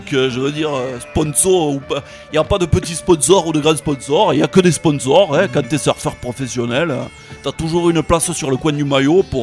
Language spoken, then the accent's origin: French; Rodez, Occitania, France; je viens de Rodez